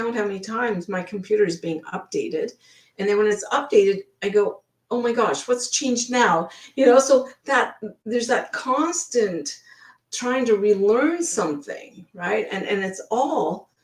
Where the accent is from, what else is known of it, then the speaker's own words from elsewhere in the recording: Ottawa, Ontario, Canada; moved away as an adult; also born or lived in British Columbia, Canada; now in Blaine, United States; we were growing up in Ottawa